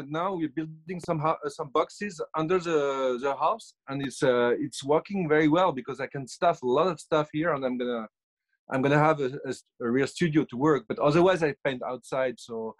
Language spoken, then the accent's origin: English; France; accent: French; English is a second language; now in Los Angeles, United States